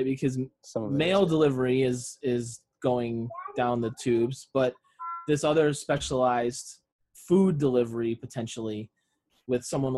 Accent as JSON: {"language": "English", "region": "Rhode Island", "country": "United States", "tie": "born or raised there", "moved": "yes", "said": "growing up in Rhode Island"}